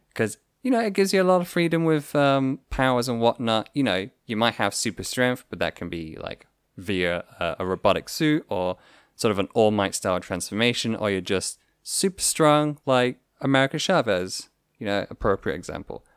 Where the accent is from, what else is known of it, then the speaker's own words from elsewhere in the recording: United Kingdom; we're all British here.